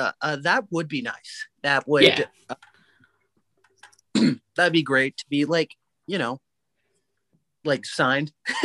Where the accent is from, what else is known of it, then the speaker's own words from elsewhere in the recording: Sacramento, California, United States; I'm proud of Sac